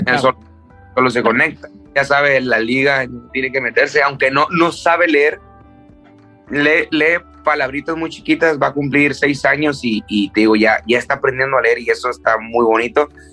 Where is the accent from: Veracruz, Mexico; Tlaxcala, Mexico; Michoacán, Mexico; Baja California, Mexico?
Baja California, Mexico; Tijuana; also born or lived in Culiacán, Sinaloa; yo me siento de Tijuana porque me crié en Tijuana